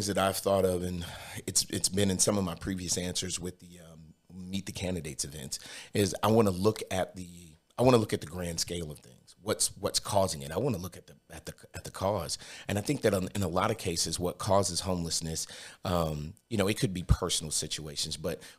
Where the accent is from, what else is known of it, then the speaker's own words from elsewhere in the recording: Brooklyn, New York, United States; now in Cookeville, United States; I'm originally from Brooklyn, New York.